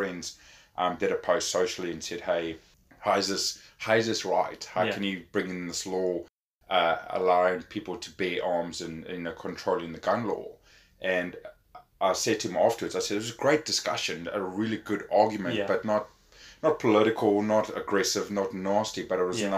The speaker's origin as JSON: {"language": "English", "country": "South Africa", "tie": "born or raised there", "moved": "yes", "lives_now": "New Zealand", "said": "me growing up in South Africa"}